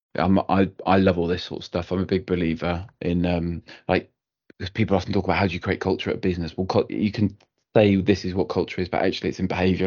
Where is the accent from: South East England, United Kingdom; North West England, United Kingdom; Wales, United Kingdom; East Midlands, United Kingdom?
Wales, United Kingdom; Cardiff; I'm from Cardiff